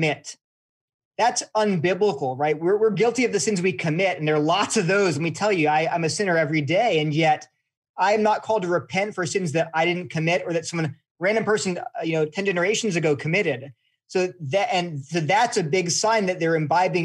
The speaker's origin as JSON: {"language": "English", "region": "California", "country": "United States", "tie": "born or raised there", "said": "I was born in California"}